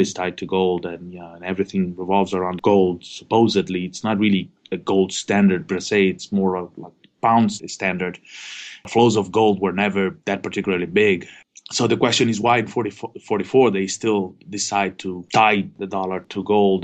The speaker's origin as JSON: {"language": "English", "country": "Argentina", "moved": "yes", "said": "I'm originally from Argentina"}